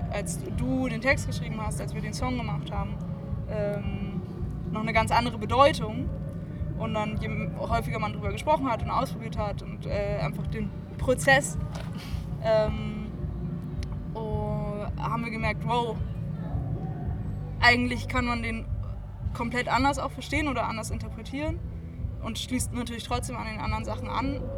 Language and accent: German; Lübeck, Schleswig-Holstein, Germany; ich komme ursprünglich aus Lübeck